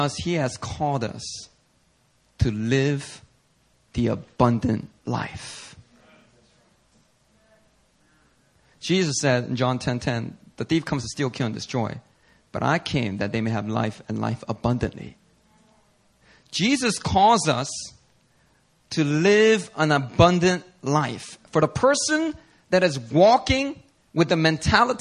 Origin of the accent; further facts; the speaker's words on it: Philadelphia, Pennsylvania, United States; a young middle schooler growing up in Philly